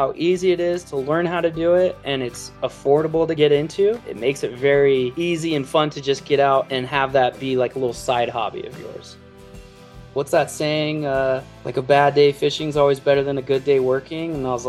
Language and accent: English; Gilbert, Arizona, United States; moved away as an adult; now in Idaho, United States; I grew up kind of like a city boy. I grew up in Gilbert, Arizona, just outside of Phoenix.